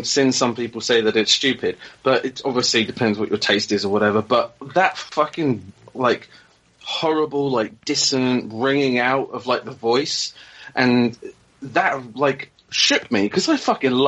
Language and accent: English; England, United Kingdom; being English